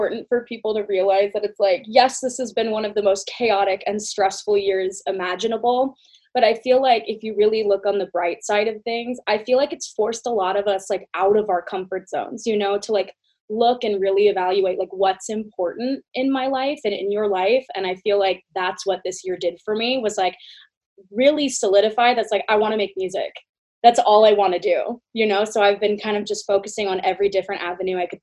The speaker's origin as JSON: {"language": "English", "town": "San Diego", "region": "California", "country": "United States", "tie": "born or raised there"}